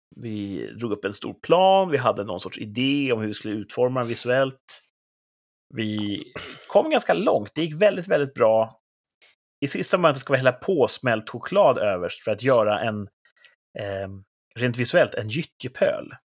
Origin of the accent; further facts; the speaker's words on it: Sweden; Jag älskar ju mitt land